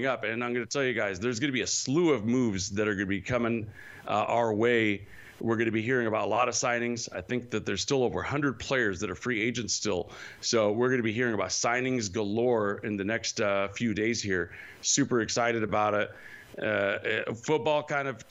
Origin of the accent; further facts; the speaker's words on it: Modesto, California, United States; moved away; I am originally from Modesto, so I got 209 in my heart all the way